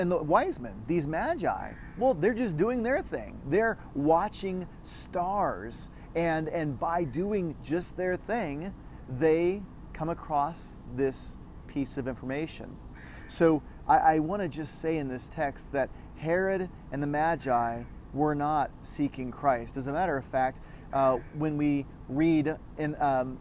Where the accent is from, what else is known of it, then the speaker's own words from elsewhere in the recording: Texas, United States; I grew up in Texas